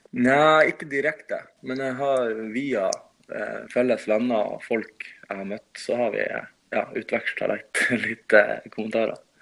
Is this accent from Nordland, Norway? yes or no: yes; Henningsvær, Nordland, Norway; moved away as an adult; also born or lived in Bodø; now in Oslo, Norway; Henningsvær, der jeg kommer fra